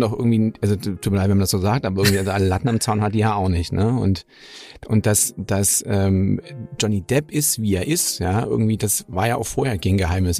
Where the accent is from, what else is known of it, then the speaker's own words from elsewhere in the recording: Germany; für uns als Deutsche